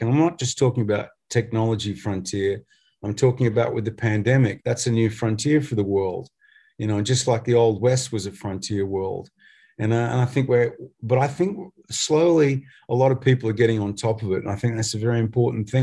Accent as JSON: {"language": "English", "country": "Australia", "said": "we're from Australia"}